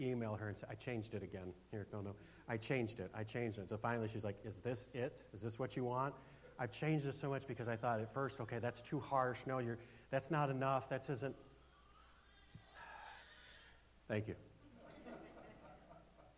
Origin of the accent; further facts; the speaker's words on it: United States; as an American